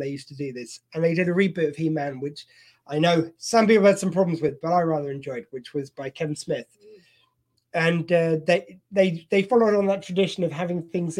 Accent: United Kingdom; See, we're working clean, but we're British, so we can use innuendo.

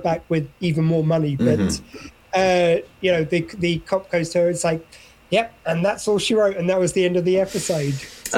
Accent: Wales, United Kingdom; That's on SW20 Radio, the new sound of South Wales, which obviously I'm very Welsh, as you can hear.

